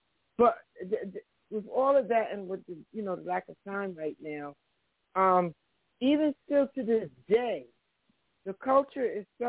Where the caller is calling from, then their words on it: New Jersey, United States; I'm calling from New Jersey.